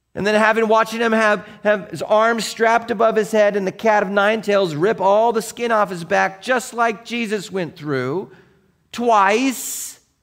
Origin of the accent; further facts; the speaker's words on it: Seattle, Washington, United States; growing up in Seattle